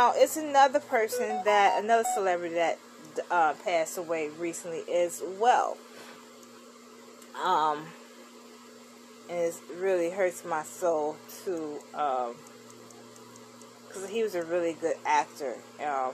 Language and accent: English; Chicago, Illinois, United States; my hometown, Chicago, Illinois